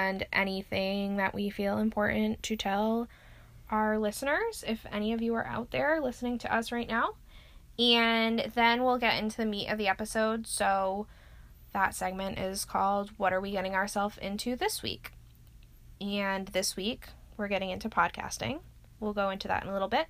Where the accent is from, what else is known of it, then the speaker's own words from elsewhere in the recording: Rhode Island, United States; moved away; also born or lived in Boston; I am originally from Rhode Island